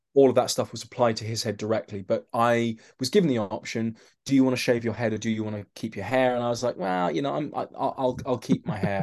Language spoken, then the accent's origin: English; London, United Kingdom; I'm from London